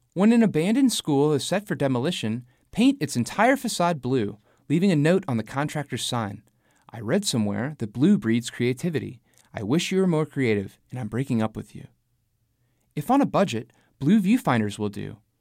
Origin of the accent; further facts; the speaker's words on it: St. Louis, Missouri, United States; now in New Orleans, United States; I grew up in Saint Louis, and now I live in New Orleans.